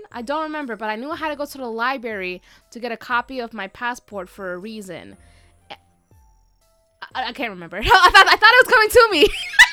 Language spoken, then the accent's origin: English; New York City, New York, United States; I was born in the Bronx